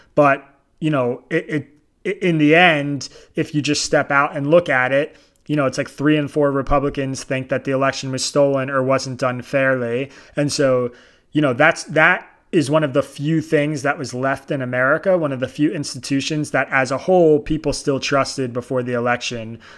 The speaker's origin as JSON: {"language": "English", "area": "Bucks County", "region": "Pennsylvania", "country": "United States", "tie": "born or raised there", "said": "I grew up in in Bucks County, Pennsylvania"}